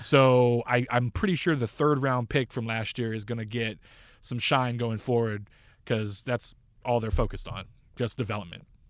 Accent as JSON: {"language": "English", "region": "Northern California", "country": "United States", "tie": "born or raised there", "said": "I grew up in Northern California"}